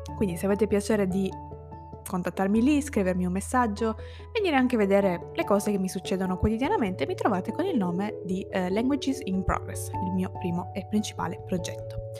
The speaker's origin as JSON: {"language": "Italian", "country": "Italy", "tie": "born or raised there", "first_language": "Italian", "moved": "as an adult", "lives_now": "Turin, Italy", "said": "lingua italiana, che è la mia lingua nativa"}